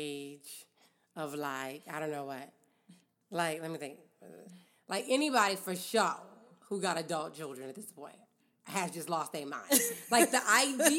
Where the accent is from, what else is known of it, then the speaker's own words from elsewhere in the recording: California, United States; I'm from California